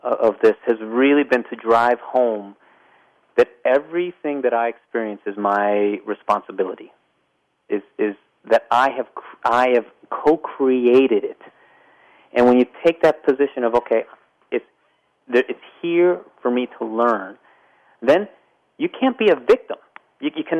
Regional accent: Pittsburgh, Pennsylvania, United States; moved away; also born or lived in Las Vegas; my hometown of Pittsburgh, Pennsylvania

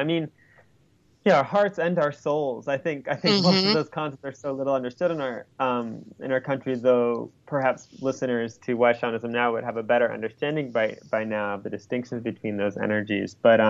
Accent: United States

